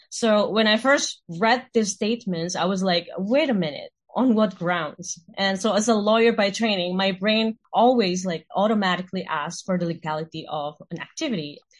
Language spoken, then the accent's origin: English; Indonesia; now in Singapore; I'm originally from Indonesia.